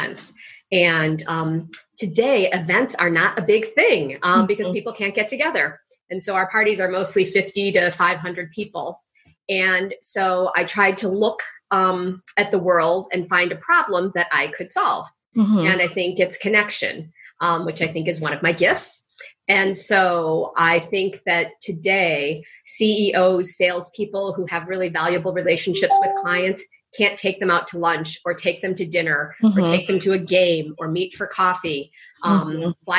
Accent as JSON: {"language": "English", "town": "Chicago", "region": "Illinois", "country": "United States", "tie": "born or raised there", "said": "I still live in Chicago. I grew up in Chicago, right downtown in the big bad city, in Lincoln Park, DePaul area"}